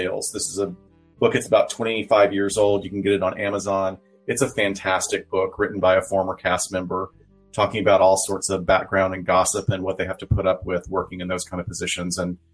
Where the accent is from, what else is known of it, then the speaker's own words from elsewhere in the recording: Huntsville, Alabama, United States; I grew up in a town called Huntsville